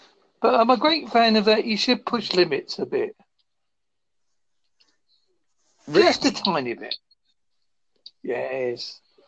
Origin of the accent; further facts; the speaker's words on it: Essex, East of England, United Kingdom; now in Devon, United Kingdom; I'm from Essex.